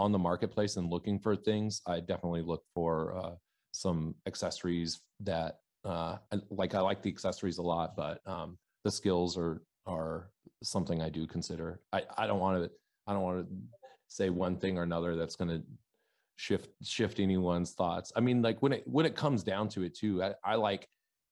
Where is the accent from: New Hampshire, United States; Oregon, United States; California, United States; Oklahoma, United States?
Oregon, United States; moved away as an adult; also born or lived in New York / Wisconsin / Seattle; I grew up in Oregon. I'm born and raised in Oregon. I live in Portland, Oregon right now